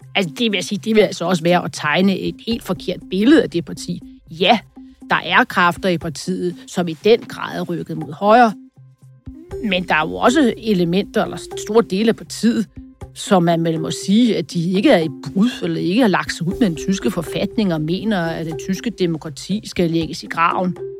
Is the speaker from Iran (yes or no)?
no; Denmark